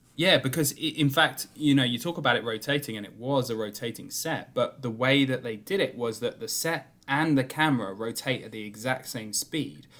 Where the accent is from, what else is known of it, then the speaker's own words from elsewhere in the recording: United Kingdom; I'm a Brit